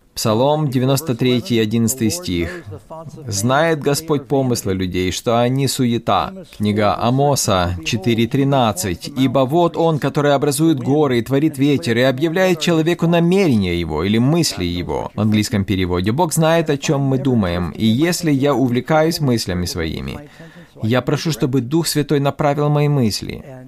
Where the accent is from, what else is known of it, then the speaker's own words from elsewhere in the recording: New York, United States; я из Нью-Йорка